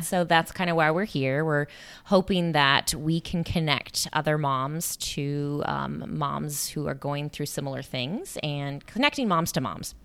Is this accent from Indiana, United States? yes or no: no; small town Iowa, United States; moved away; I'm from Iowa